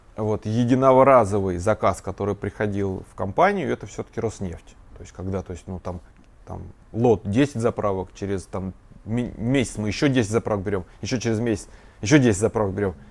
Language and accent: Russian; Ryazan, Ryazan Oblast, Russia; born or raised there